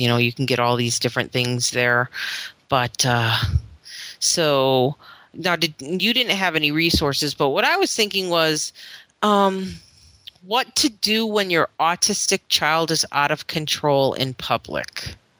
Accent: Florida, United States; moved away; I'm from Florida

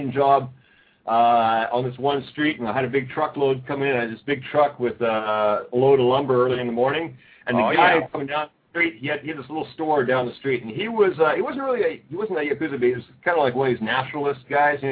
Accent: Canada; now in Osaka, Japan; I'm a Canadian.

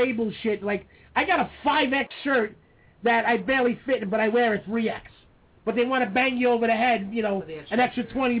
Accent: New York City, New York, United States; I'm a New York guy. I grew up in South Beach.

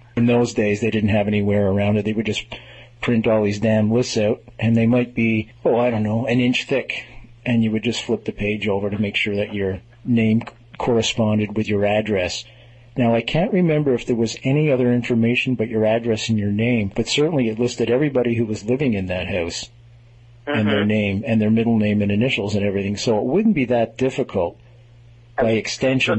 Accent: Montreal, Quebec, Canada; I hail from Montreal

